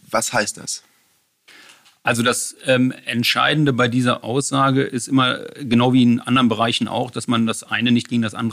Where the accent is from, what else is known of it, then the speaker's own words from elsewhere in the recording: Bonn, North Rhine-Westphalia, Germany; mit Freundschaften bin ich in Bonn groß geworden. Ich fühle mich in Bonn heimisch und in Bonn verwurzelt aber ein Stück weit auch noch in Düsseldorf heimisch.